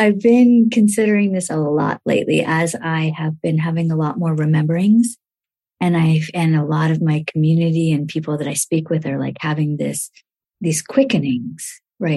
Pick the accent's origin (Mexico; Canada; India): India; when I was born in India, the first thing that happened for me was that my grandmother put honey in my mouth